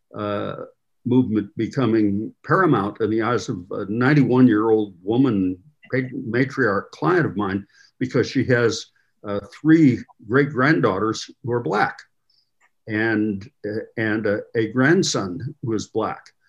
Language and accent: English; Midwest, United States; moved away as an adult; also born or lived in the West; I grew up in the Midwest and I've lived uh, from law school onward in the West.